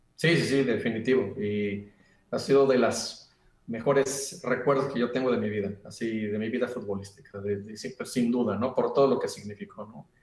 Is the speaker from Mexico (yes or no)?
yes; Mexico; moved away; como mexicano